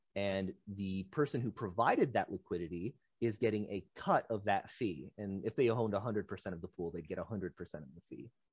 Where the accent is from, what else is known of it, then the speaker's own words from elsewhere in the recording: Michigan, United States; I'm some guy from Michigan.